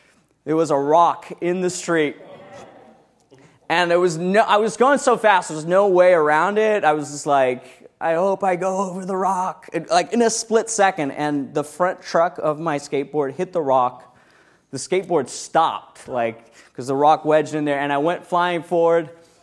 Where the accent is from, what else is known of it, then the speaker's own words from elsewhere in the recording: South Africa; also born or lived in around the world; When I was 16 years old, I grew up in South Africa. I'm kind of an interesting person, growing up around the world, doing cool things.